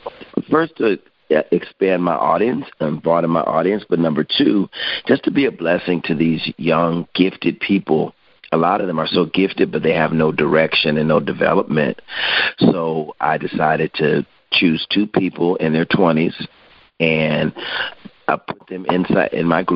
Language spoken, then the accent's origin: English; Hartford, Connecticut, United States; In Hartford, Connecticut. Hartford.